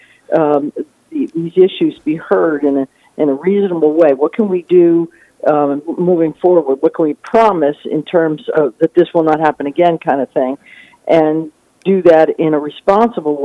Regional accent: New Jersey, United States; now in Florida, United States; I grew up in New Jersey

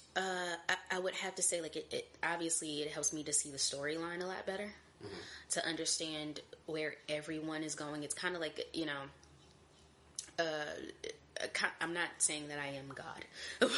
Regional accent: Hopkinsville, Kentucky, United States; now in Atlanta, United States; I am originally from Hopkinsville, Kentucky, um, and that's about 45 minutes outside of Nashville, Tennessee

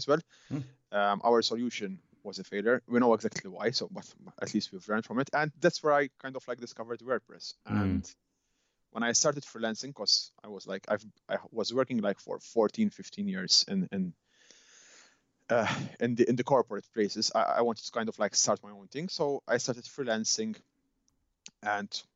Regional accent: Malta; now in Edinburgh, United Kingdom; I'm originally from Malta

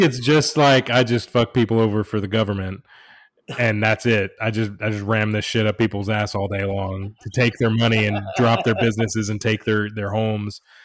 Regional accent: United States; first language English; I've lived in America my entire life, I was born here, I, English is my native language

